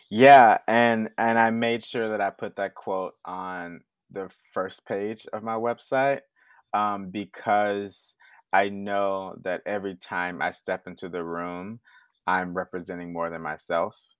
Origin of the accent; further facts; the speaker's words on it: Houston, Texas, United States; But I'm from the South. I'm from Houston